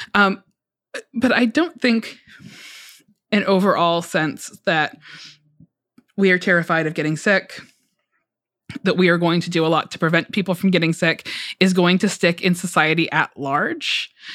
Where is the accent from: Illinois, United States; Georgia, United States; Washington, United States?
Georgia, United States; moved away; I am from Georgia, um, and my parents live in Metro Atlanta.